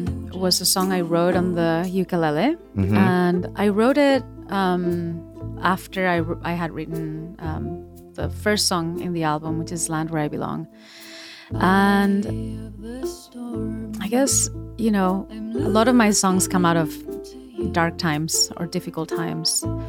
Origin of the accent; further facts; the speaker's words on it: Majadahonda, Community of Madrid, Spain; also born or lived in Seville; And I grew up in outside Madrid, in uh-huh. a town called Majadahonda.